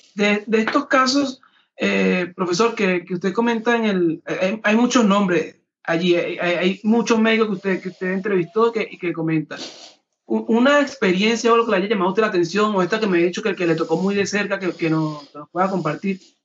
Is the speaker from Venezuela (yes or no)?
yes; Venezuela; ha estado eh, en Venezuela, que ha vivido la situación de cerca, como venezolano